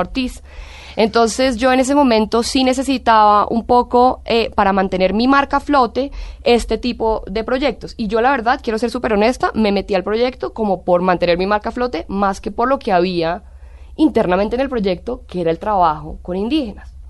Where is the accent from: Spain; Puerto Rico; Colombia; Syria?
Colombia; moved away as an adult; also born or lived in Italy; siempre me ha sentido muy colombiana, muy orgullosa de ser colombiana